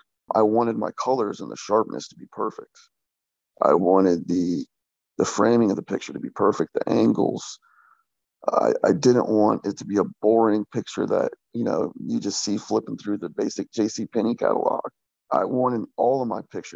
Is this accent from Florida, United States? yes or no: yes; Jacksonville, Florida, United States; moved away as an adult; also born or lived in Oregon; now in North Carolina, United States; I grew up in Jacksonville, Florida. I lived there for 27 years